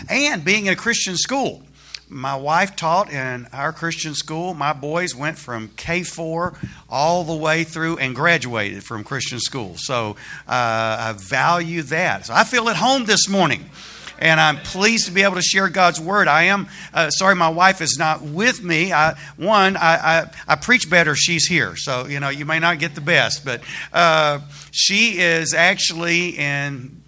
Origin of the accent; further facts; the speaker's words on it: Alabama, United States; moved away as an adult; also born or lived in Dallas, Texas; now in Texas, United States; I'm not a native Texan. I grew up in Alabama.